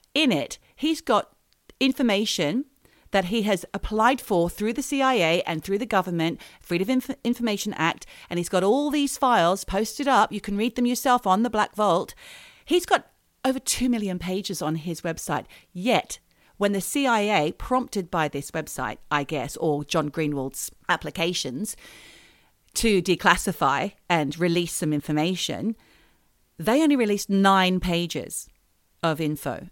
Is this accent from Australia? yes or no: yes; Australia; moved away as an adult; we are Australian and we do hold Australian passports and we did grow up in Australia, but we haven't been resident there for many years. Like, for me, it's been thirty